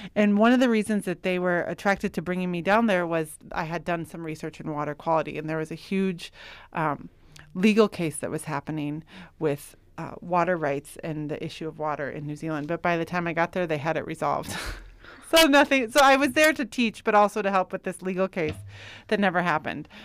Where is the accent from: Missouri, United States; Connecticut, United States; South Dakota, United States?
South Dakota, United States; Yankton; moved away as an adult; I grew up in Yankton